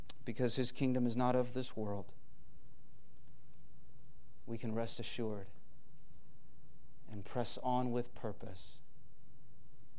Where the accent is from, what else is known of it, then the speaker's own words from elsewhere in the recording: United States; we have as American people